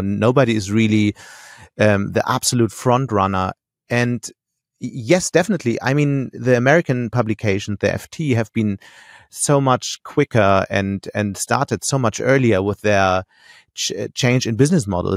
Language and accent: English; Hamburg, Germany; moved away as an adult; also born or lived in Munich; now in Düsseldorf, Germany; I'm from Hamburg